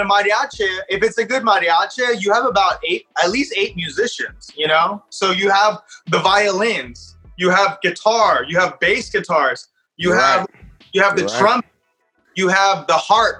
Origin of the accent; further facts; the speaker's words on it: Palm Desert, California, United States; I was born in Palm Springs. You know, Palm Desert's my hometown, but my parents are from Mexico. So every summer, I would go to Mexico